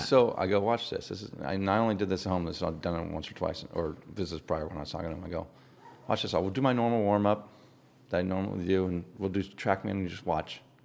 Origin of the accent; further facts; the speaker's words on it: Poway, California, United States; I grew up in Poway, just down the road